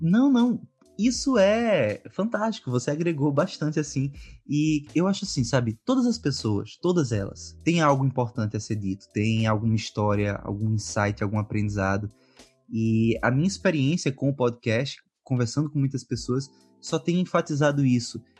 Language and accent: Portuguese; Pernambuco, Brazil; eu sou de Pernambuco.